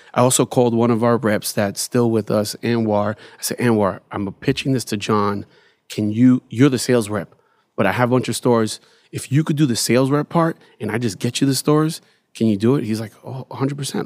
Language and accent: English; New York City, New York, United States; growing up in Bed Stuy